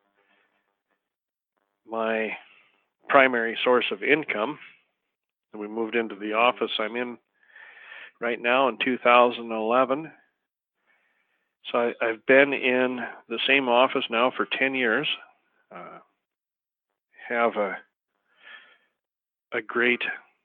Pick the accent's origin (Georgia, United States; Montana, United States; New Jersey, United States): Montana, United States; Choteau; also born or lived in Jackson, Wyoming; I was born and raised in a small town called Shoto, Montana